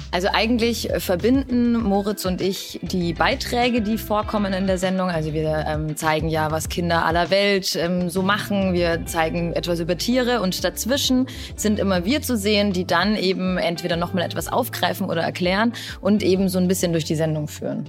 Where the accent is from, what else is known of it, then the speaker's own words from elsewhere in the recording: Peru; moved away; Ich komme ursprünglich aus Peru